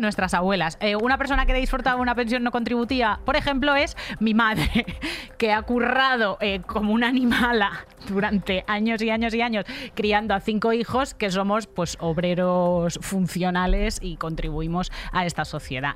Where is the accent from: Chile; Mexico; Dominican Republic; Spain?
Spain; Almería, Andalusia; yo soy andaluza por elección, o sea, yo eh, soy andaluza porque, porque, quiero, porque me gusta, porque he pasado mi infancia, la infancia más feliz que se puede pasar en Almería.